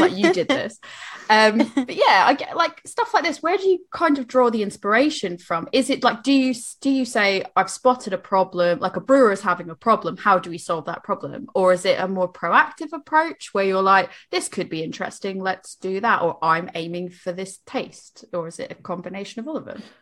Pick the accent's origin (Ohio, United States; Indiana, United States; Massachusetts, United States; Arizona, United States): Massachusetts, United States; Boston; moved away; I'm from Boston